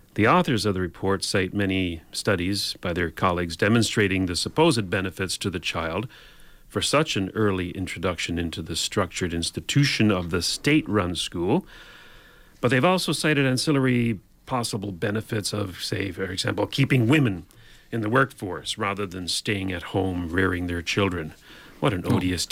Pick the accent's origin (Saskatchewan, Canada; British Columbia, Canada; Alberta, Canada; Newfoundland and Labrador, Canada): Newfoundland and Labrador, Canada; now in Ontario, Canada; I grew up in Newfoundland